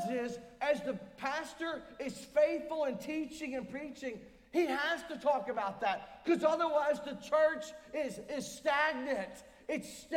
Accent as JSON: {"language": "English", "country": "United States", "also_born_or_lived": "Raleigh, North Carolina", "said": "being an American, is having that U.S. passport"}